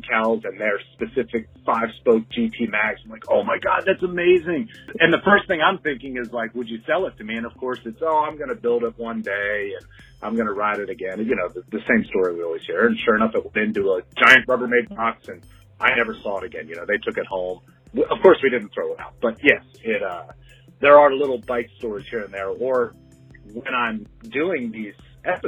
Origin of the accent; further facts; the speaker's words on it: Maryland, United States; I grew up in Maryland